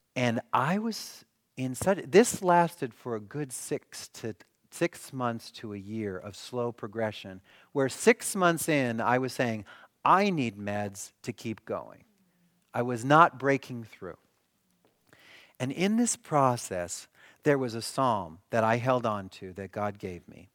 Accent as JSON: {"language": "English", "town": "Milwaukee", "region": "Wisconsin", "country": "United States", "said": "I'm from Milwaukee."}